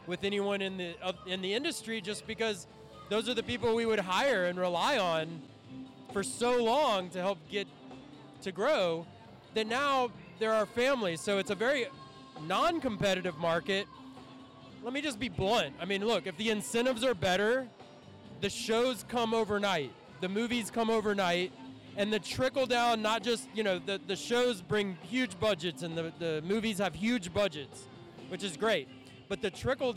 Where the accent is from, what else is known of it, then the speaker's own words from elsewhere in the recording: Driftwood, Texas, United States; I'm from Driftwood, Texas